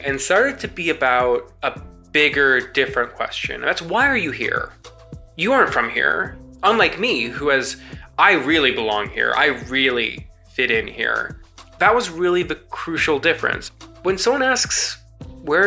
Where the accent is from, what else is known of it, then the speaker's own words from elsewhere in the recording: Mississauga, Ontario, Canada; now in Toronto, Canada; when I grew up in Mississauga